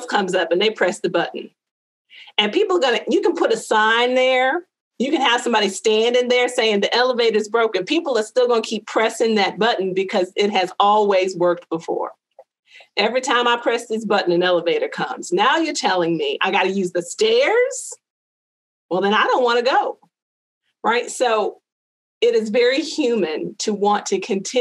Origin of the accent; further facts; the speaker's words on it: United States; I growing up in America